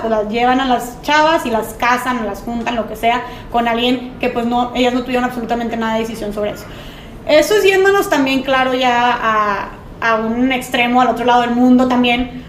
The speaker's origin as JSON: {"language": "Spanish", "town": "Monterrey", "region": "Nuevo León", "country": "Mexico", "said": "soy aquí de Monterrey"}